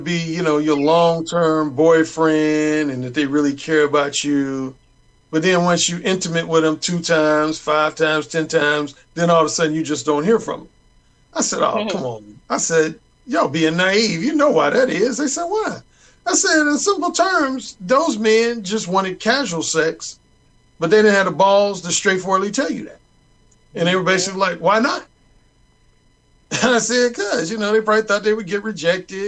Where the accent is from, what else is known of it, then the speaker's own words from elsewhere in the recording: Gary, Indiana, United States; moved away as an adult; also born or lived in Bloomington, Indiana / Los Angeles; I was born and raised in Gary, Indiana